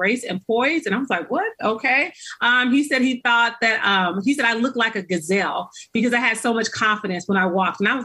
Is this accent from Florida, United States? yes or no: no; Los Angeles, California, United States; I grew up in South Central